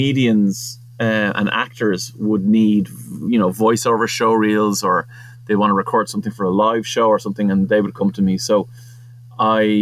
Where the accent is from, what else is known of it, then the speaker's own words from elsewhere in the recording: Portmarnock, Leinster, Ireland; I was from Portmarnock